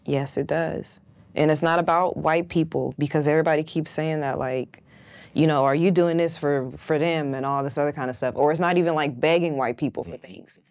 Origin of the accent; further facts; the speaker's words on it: West Coast, United States; I'm from the West Coast